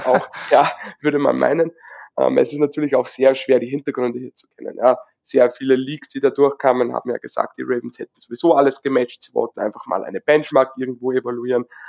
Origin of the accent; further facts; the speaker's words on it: Upper Austria, Austria; Ich Bin aus Oberösterreich, wohne aber nicht weit weg von Salzburg